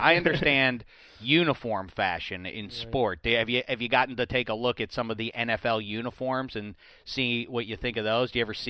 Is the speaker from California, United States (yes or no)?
no; Pittsburgh, Pennsylvania, United States; Pittsburgh. Not a lot of tailored suits in my hometown.